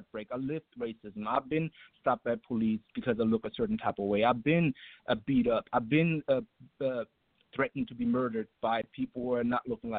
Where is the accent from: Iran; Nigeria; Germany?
Germany; now in Atlanta, United States; I had to overcome a lot of racism myself growing up in Germany